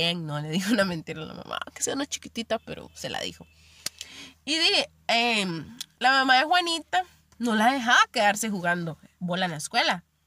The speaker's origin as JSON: {"language": "Spanish", "region": "Limón", "country": "Costa Rica", "moved": "as an adult", "said": "Yo soy de Limón y me fui a vivir hacia la abuela"}